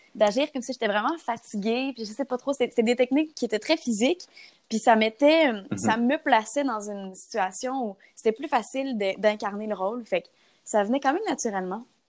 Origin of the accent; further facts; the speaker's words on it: Gatineau, Quebec, Canada; moved away as an adult; now in Montreal, Canada; je viens de Gatineau. depuis euh, quelques années, depuis trois ans en fait, je suis à Montréal